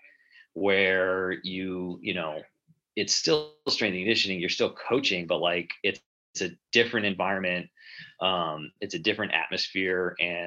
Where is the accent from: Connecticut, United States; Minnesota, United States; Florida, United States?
Connecticut, United States; moved away as an adult; also born or lived in Spain / Philadelphia; now in Texas, United States; where I grew up in Connecticut